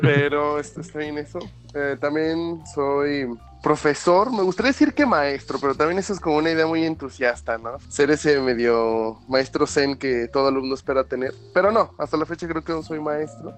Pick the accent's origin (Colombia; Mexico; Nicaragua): Mexico; como latinos, como, como cultura mexicana